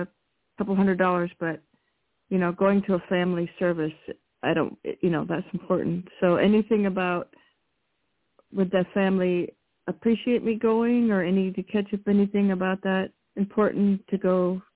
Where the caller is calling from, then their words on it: Washington, United States; calling in from Washington State.